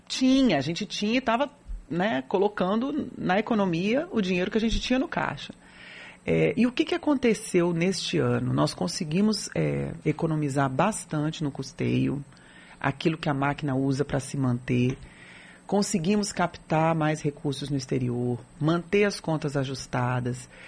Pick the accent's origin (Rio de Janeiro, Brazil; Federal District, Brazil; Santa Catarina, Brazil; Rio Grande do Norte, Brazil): Federal District, Brazil; Brasília; now in Salvador, Brazil; eu não sou daqui, eu sou natural de Brasília